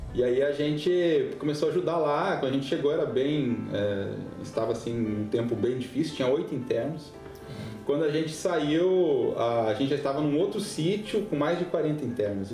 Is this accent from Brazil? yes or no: yes; Passo Fundo, Rio Grande do Sul, Brazil; moved away as an adult; also born or lived in Curitiba / Guinea-Bissau / Senegal; Sou gaúcho de Passo Fundo, interior do Rio Grande do Sul. Nasci e criei lá, né? Saí de lá com 29 anos.